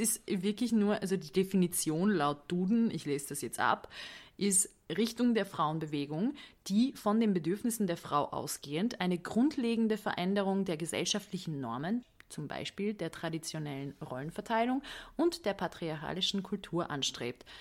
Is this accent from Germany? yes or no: no; Budapest, Hungary; moved away; ich liebe Budapest. Das ist meine Heimatstadt